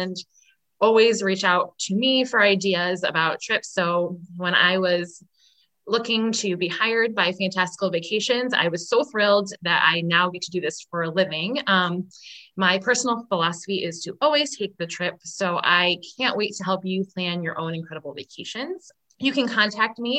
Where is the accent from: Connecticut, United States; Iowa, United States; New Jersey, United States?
Connecticut, United States; I am from Connecticut